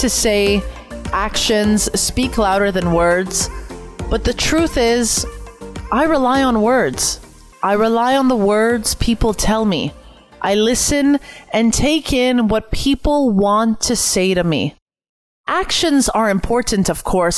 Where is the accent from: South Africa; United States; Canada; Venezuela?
Canada; I'm Canadian